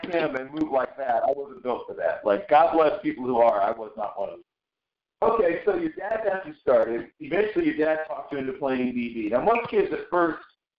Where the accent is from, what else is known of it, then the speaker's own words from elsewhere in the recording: Tidewater, Virginia, United States; I grew up in Tidewater, Virginia